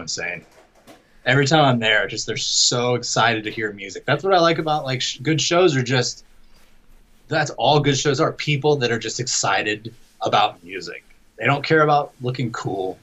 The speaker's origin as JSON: {"language": "English", "town": "Jacksonville", "region": "Florida", "country": "United States", "tie": "born or raised there", "said": "my hometown here of uh, Jacksonville, Florida"}